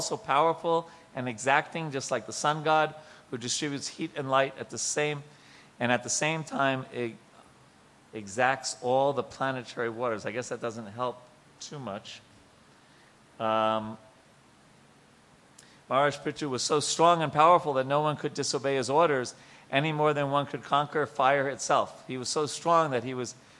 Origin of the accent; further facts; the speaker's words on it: Long Island, New York, United States; I'm from Long Island, New York